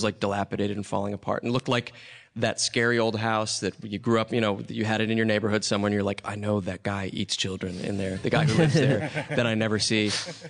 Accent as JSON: {"language": "English", "town": "Nashville", "region": "Tennessee", "country": "United States", "tie": "born or raised there", "said": "I grew up in Nashville."}